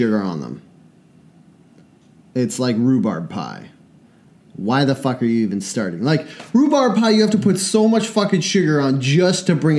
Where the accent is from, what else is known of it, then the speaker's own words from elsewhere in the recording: Washington, United States; we're from Washington. The ocean's beside us.